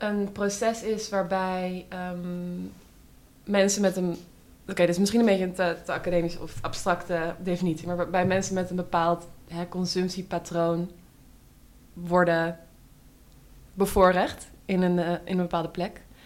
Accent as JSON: {"language": "Dutch", "town": "Amsterdam", "region": "North Holland", "country": "Netherlands", "tie": "born or raised there", "said": "ik kom uit Amsterdam. Ik ben hier opgegroeid. Ehm, in Oud-West."}